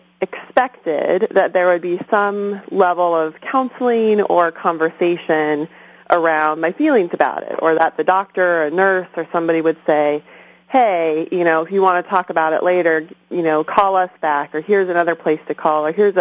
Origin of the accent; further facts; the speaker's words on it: San Clemente, California, United States; moved away as an adult; also born or lived in Berkeley; now in Oakland, United States; I'm originally from Orange County. I grew up in San Clemente